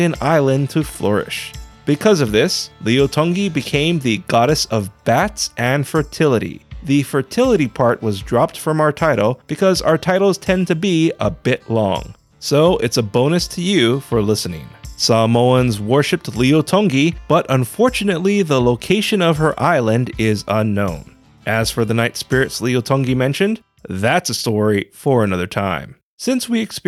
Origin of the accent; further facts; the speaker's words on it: Hawaii, United States; I'm a Hawaiian Asian